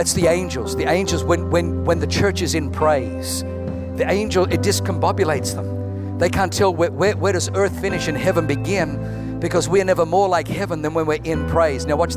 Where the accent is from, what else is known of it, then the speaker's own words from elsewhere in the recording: Germany; I was born in Germany